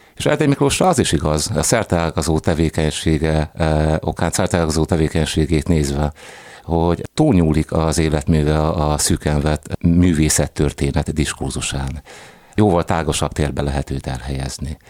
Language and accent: Hungarian; Cegléd, Pest, Hungary; moved away as an adult; also born or lived in Szeged; Szegléden születtem